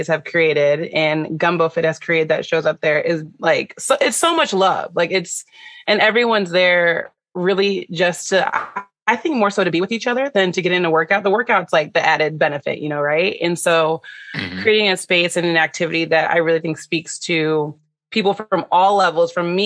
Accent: Solon, Ohio, United States; moved away as an adult; also born or lived in Knoxville, Tennessee / Finland / Cincinnati, Ohio; I'm from Cleveland, Ohio, born and raised

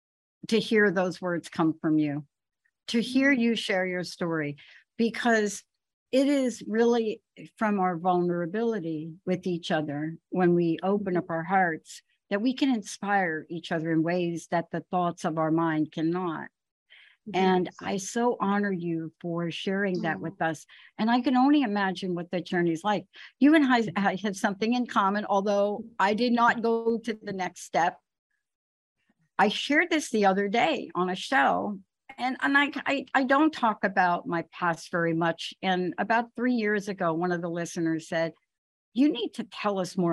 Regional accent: New York, United States; I was from New York

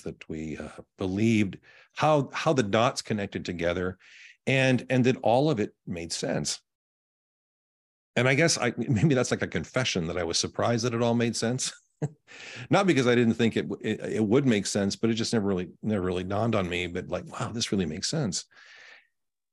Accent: Winnipeg, Manitoba, Canada; now in Indiana, United States; I was born and raised in Canada, on the prairies, right in the middle of the country in Winnipeg, Canada

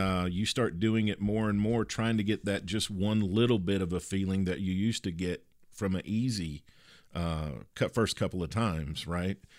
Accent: Kentucky, United States; a girl that I grew up with in Kentucky

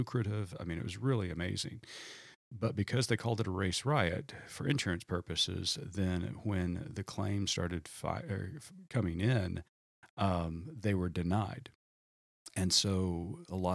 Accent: Tulsa, Oklahoma, United States; I am from Tulsa, Oklahoma, grew up there

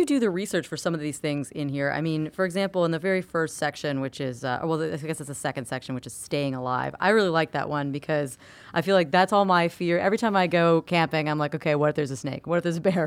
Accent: Florida, United States; I'm from Florida

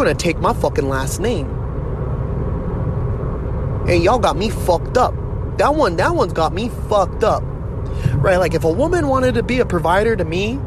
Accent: United States; I'm an American

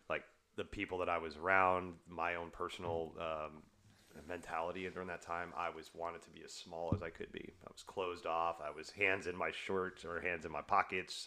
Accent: the South, United States; I grew up in the South

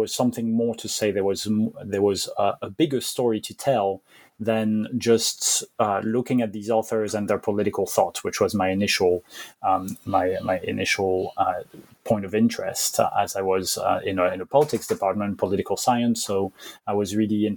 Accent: Belgium; also born or lived in France; now in United Kingdom; I'm originally from France, even though I guess I call myself French, but I grew up in Belgium.

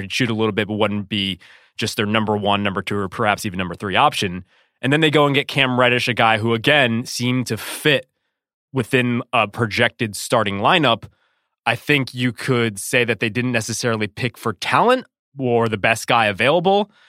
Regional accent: Connecticut, United States; I was growing up in Connecticut, just a young husky pup

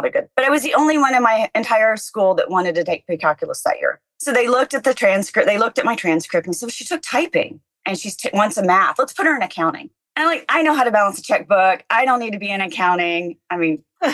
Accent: rural Oklahoma, United States; I grew up fairly rural Oklahoma

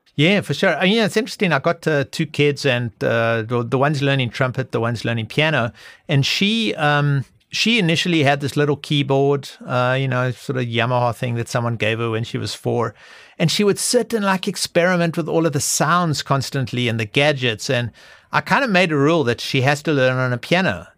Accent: South Africa; growing up in South Africa

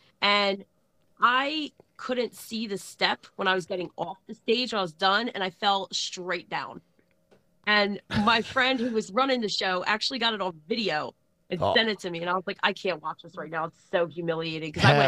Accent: Philadelphia, Pennsylvania, United States; also born or lived in Levittown; But I'm from Philly, and for some reason, like, people didn't mess with people who came from Philly.

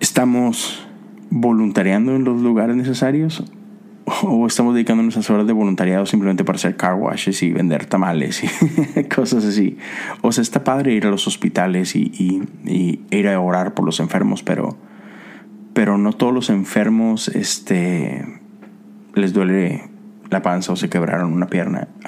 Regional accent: Mexico; moved away as an adult; now in United States; vivo acá, a pesar de que soy de México. Pero tengo casi nueve años viviendo en Estados Unidos

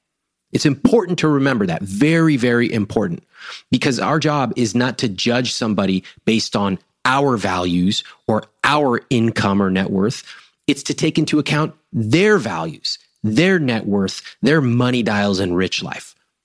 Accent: India; I'm a good husband. I'm a good son. I'm Indian. I graduated from Stanford.

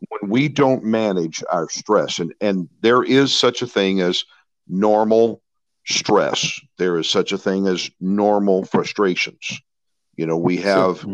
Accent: St. Louis, Missouri, United States; I grew up in St. Louis, Missouri

